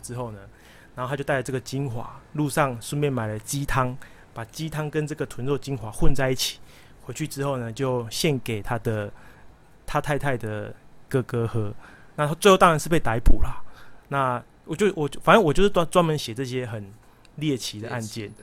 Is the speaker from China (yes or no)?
no; Taiwan; 我们台湾人